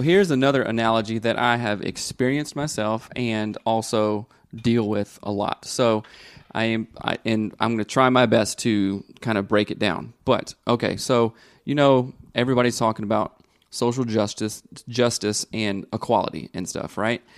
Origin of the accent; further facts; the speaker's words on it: the South, United States; moved away; growing up in the South